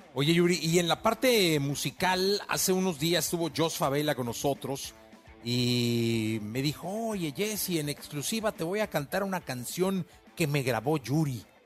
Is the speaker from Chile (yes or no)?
no; Mexico; como mexicano